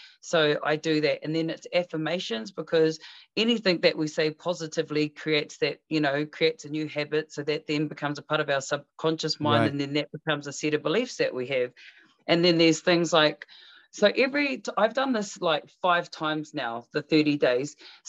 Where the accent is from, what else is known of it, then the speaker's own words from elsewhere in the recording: New Zealand; I'm a New Zealand Māori. I'm a Māori.